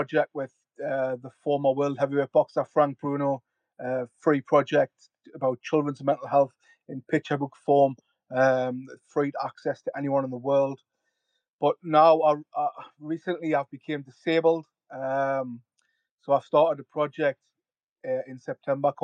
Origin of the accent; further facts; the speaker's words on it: North East England, United Kingdom; You might be able to tell from my accent, I'm from the northeast of England